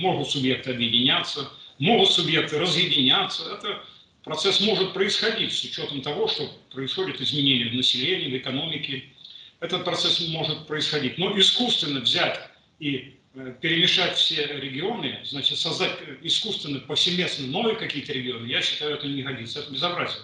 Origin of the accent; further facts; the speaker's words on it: Moscow, Russia; хоть я москвич